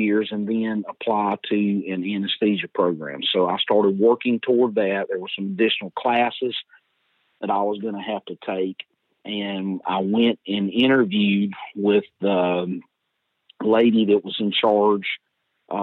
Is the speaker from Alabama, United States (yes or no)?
yes; Dothan, Alabama, United States; I grew up in Dothan, Alabama